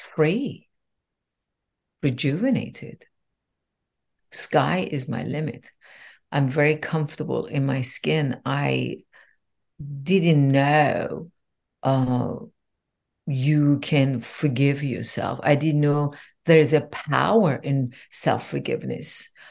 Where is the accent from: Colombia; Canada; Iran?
Iran; I was born in Iran